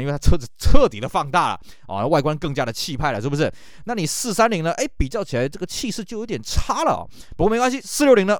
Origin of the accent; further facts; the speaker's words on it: Taiwan; 在我们台湾这边